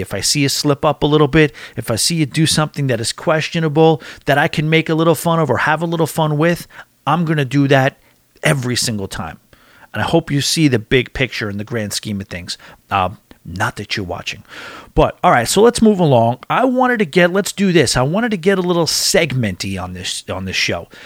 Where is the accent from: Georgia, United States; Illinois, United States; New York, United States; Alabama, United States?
New York, United States; Long Island; I'm from Long Island.